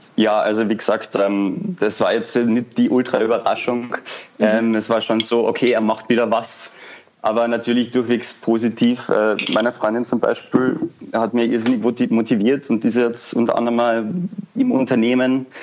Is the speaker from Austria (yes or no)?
yes; Vienna, Austria; ich komme aus Wien, bin 21 Jahre alt